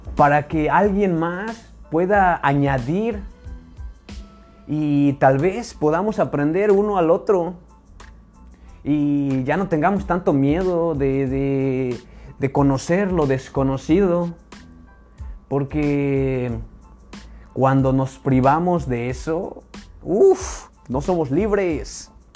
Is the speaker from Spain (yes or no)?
no; Mexico; nosotros que somos mexicanos